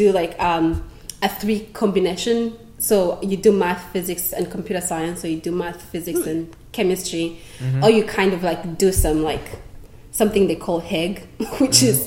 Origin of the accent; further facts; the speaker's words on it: Rwanda; moved away as an adult; now in United States; I'm originally still from Rwanda. It's a country in East Africa